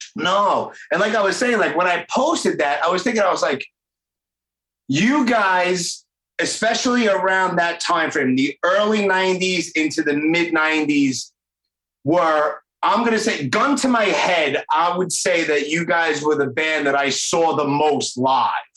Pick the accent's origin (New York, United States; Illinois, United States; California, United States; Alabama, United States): New York, United States; New York City; I'm 46, so obviously I grew up in Brooklyn